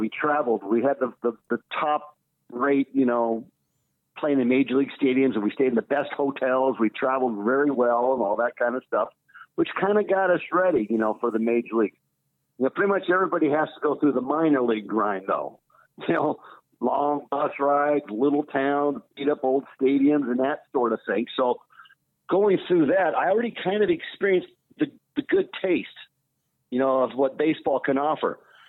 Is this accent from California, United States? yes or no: yes; Los Angeles, California, United States; the Olympics were in LA, you know, so I'm there in my hometown.